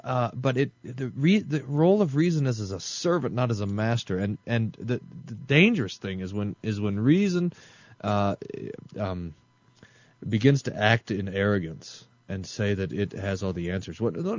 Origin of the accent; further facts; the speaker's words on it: Mississippi, United States; When I was growing up in the Mississippi Delta, we would sit outside and talk.